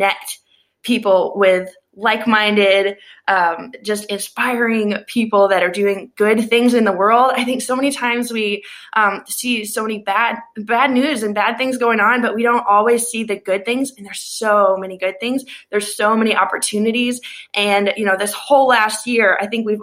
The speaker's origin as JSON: {"language": "English", "region": "Tennessee", "country": "United States", "said": "I'm from Tennessee"}